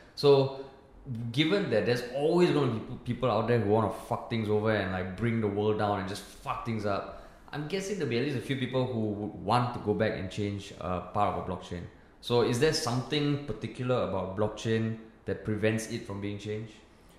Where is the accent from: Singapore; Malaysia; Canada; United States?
Singapore; growing up in Singapore, right, like there always needs to be someone in charge of something.